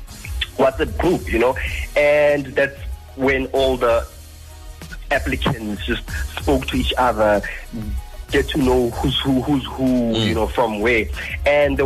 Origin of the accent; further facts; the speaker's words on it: Randfontein, Gauteng, South Africa; moved away as an adult; now in Gqeberha (Port Elizabeth), South Africa; I'm from the West Rand in Joburg